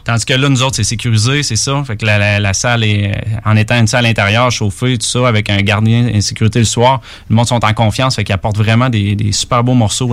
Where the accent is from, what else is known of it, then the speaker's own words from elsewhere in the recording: Quebec City, Quebec, Canada; moi, je suis de Québec